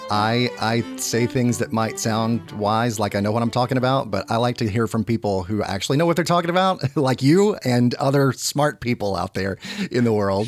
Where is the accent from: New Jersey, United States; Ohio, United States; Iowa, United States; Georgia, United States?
Georgia, United States; moved away as an adult; also born or lived in New York City; I was born and raised here in Georgia